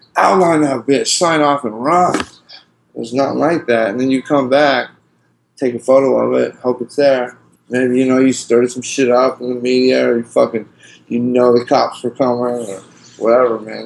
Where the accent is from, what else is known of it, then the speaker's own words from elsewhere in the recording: West Coast, United States; moved away as an adult; also born or lived in Seattle / Portland / Atlanta; not just my hometowns, but you know I'm from the West Coast